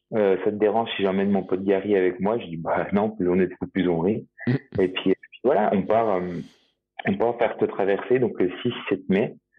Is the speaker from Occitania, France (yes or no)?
no; Jura, Bourgogne-Franche-Comté, France; en tant que jurassien euh, pure souche euh, qui le revendique